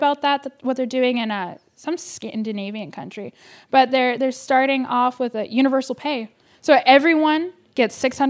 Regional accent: Davis, California, United States; I am from Davis, but I don't, sorry, the farmer's market is a little bit bougie for me.

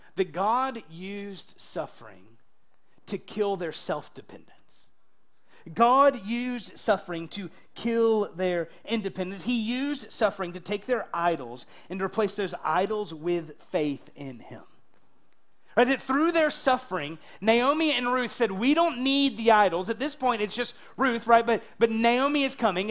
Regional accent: United States; I'm an American.

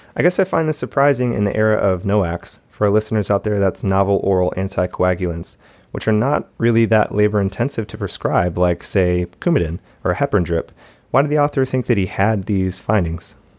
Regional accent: Michigan, United States; my hometown, Michigan

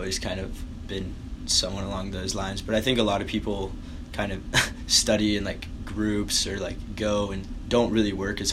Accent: Appalachian Mountains, Tennessee, United States; moved away as an adult; now in Chicago, United States; I grew up in Tennessee, like Appalachian Mountains.

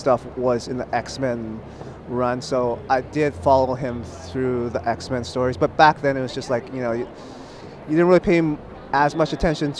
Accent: Toronto, Ontario, Canada; I was born in Toronto. I was born and raised here

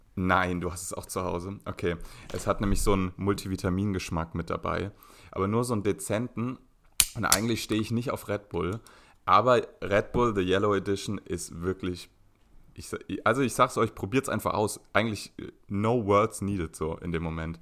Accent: Berlin, Germany; in Berlin-Zehlendorf auf die gleiche Schule gegangen, eine Waldorfschule

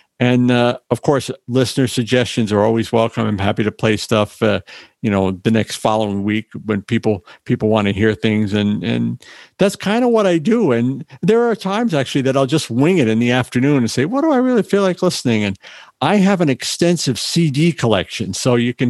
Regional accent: Northeast, United States; I'm from the East Coast, the Northeast

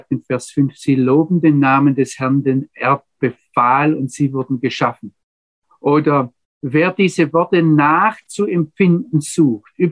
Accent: Baden-Württemberg, Germany; Ich sage jetzt einmal, wie ich es als Schwabe sagen würde, der spuckt nur kurz in die Landschaft und dann explodiert was.

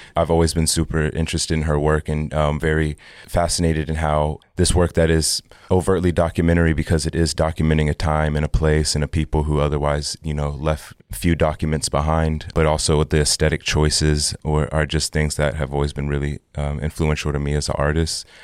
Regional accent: Texas, United States; also born or lived in Oklahoma; I grew up in Texas, and part of my youth, I also grew up in Oklahoma

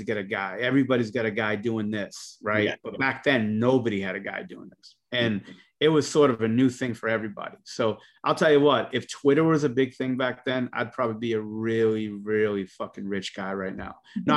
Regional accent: Boston, Massachusetts, United States; I'm from Boston.

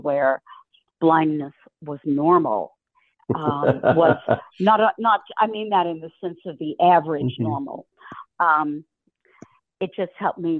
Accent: Louisville, Kentucky, United States; I'm from Louisville, Kentucky.

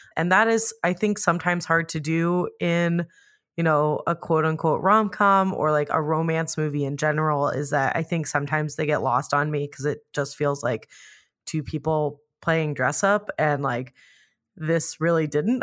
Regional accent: Phoenix, Arizona, United States; I grew up in Phoenix

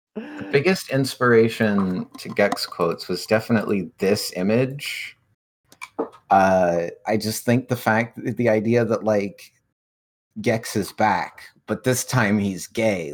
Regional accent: Canada; I'm from Canada

